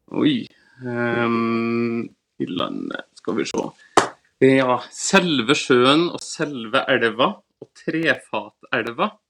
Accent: Levanger, Trøndelag, Norway; accent: Trøndersk; now in Asker, Norway; Men jeg er jo egentlig trønder

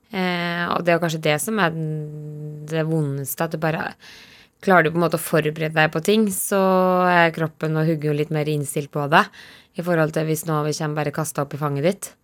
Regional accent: Dalsbygda, Innlandet, Norway; fra gården hjemme i Dalsbygda

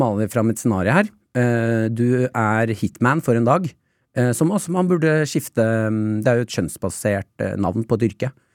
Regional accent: Nesodden, Akershus, Norway; vi hadde jo opplæring på Nesodden, vi.

